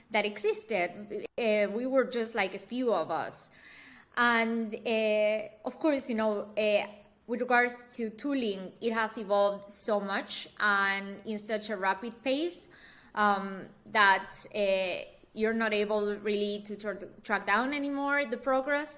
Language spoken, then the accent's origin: English; Argentina; now in Berlin, Germany; I'm born and raised in Argentina